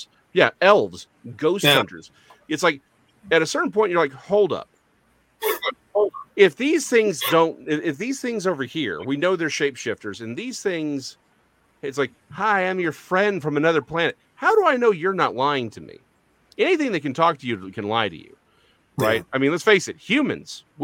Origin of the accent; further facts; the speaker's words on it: Texas, United States; I'm a Texan